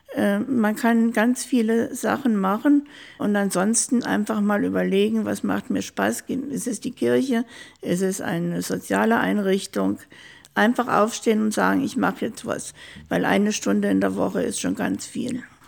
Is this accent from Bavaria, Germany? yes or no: no; small town near Düsseldorf, North Rhine-Westphalia, Germany; moved away as an adult; now in Ingolstadt, Germany; Da bin ich groß geworden, also in einer Kleinstadt ganz in der Nähe von Düsseldorf. Bin in Düsseldorf zur Schule gegangen